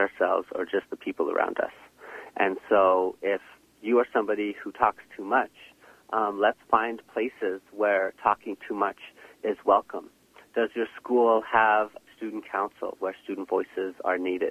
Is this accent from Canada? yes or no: yes; Shamattawa First Nation, Manitoba, Canada; I'm originally from Shamattawa First Nation